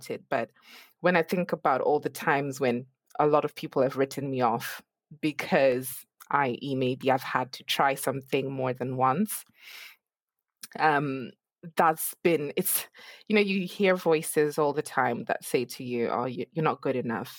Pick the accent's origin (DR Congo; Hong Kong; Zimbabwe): Zimbabwe; moved away; I'm actually originally from Zimbabwe